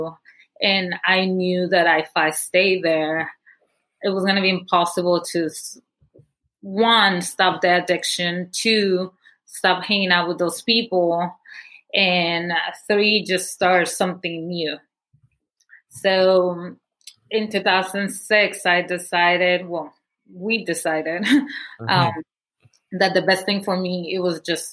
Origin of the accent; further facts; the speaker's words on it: Guatemala City, Guatemala Department, Guatemala; moved away; I was born and raised in Guatemala City